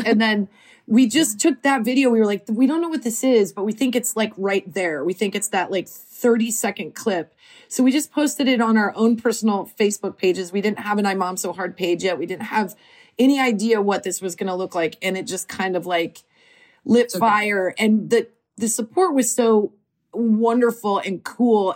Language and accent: English; Nebraska, United States; moved away as an adult; now in Los Angeles, United States; we are both from Nebraska